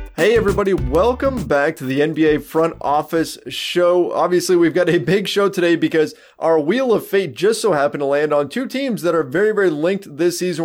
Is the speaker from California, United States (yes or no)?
yes; Southern California, United States; growing up in Southern California myself